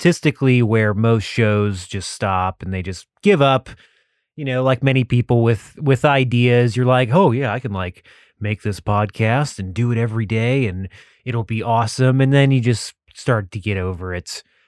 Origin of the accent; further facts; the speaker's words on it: Texas, United States; Oh, my bad. I thought you sent over like hitmen or something. I'm from Texas, so I'm kind of always armed.